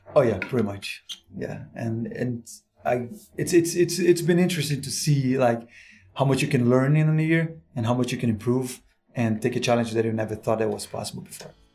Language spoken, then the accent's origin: English; Brazil; now in United States; I'm from Brazil, actually, working here in the States.